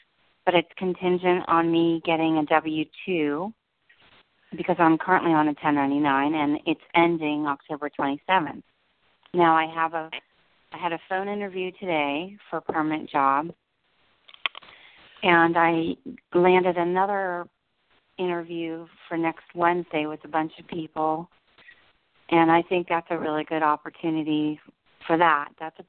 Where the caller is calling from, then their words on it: New Jersey, United States; I'm calling from New Jersey.